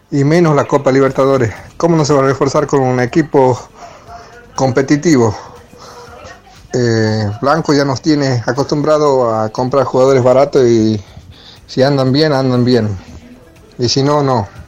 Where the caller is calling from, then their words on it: Padua, Buenos Aires Province, Argentina; eh, ¿cómo andan?